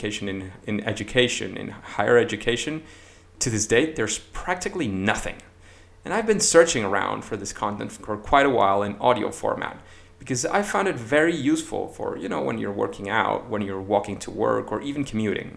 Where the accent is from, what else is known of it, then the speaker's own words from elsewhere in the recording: Caracas, Capital District, Venezuela; moved away as an adult; now in Madrid, Spain; I was born in May 9th in Caracas, in Venezuela, where I graduated as a software engineer and later got my MBA